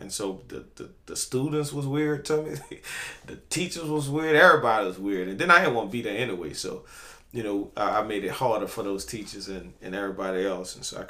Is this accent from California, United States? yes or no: no; New Orleans, Louisiana, United States; Man, I was born on Eagle and raised in the Fisher Projects.